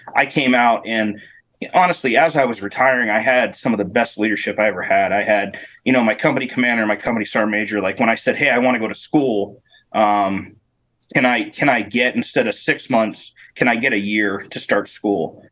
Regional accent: Northeastern Pennsylvania, United States; moved away as an adult; also born or lived in Germany / Alaska; I grew up in Northeast PA

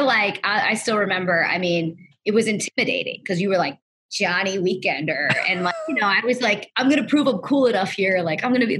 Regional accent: Wilkes-Barre, Pennsylvania, United States; also born or lived in Kingston, Pennsylvania / Bradford County, Pennsylvania; I was born in Wilkes-Barre

